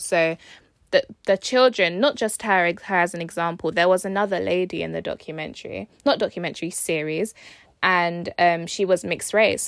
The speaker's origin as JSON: {"language": "English", "country": "United Kingdom", "tie": "born or raised there", "said": "I was born in the U K"}